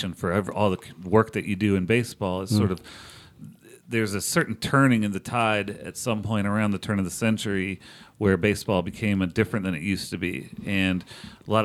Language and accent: English; Charlotte, North Carolina, United States; I played in University City, UCAA